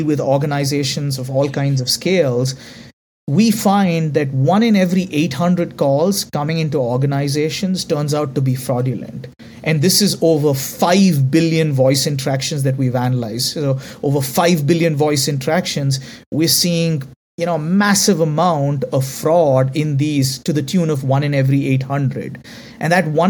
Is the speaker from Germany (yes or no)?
no; India; accent: Indian; because I'm Indian